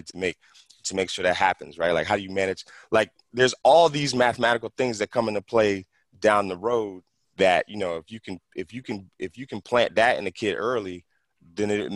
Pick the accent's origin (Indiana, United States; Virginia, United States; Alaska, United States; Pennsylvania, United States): Pennsylvania, United States; Philadelphia; also born or lived in San Fernando Valley, California; now in California, United States; I grew up in West Philly